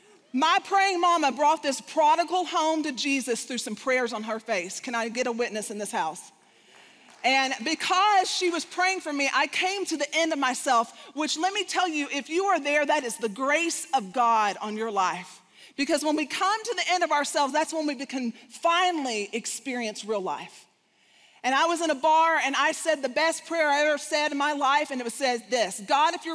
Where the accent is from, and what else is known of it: Texas, United States; accent: Southern / Texas